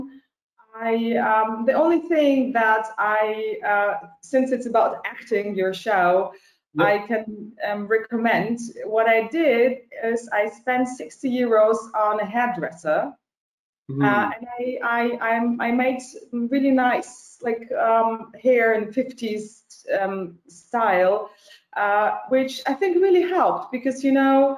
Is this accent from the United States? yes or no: no; Heidelberg, Baden-Württemberg, Germany; moved away as an adult; also born or lived in Kyiv, Ukraine; now in Berlin, Germany; I grew up in Heidelberg. It's in the south of Germany.